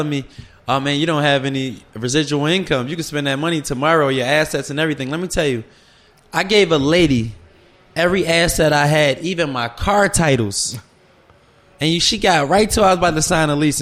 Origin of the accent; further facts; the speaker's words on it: Philadelphia, Pennsylvania, United States; I'm from Philly.